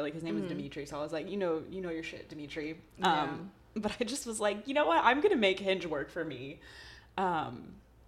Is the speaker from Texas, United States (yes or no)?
yes; Texas, United States; I'm from Texas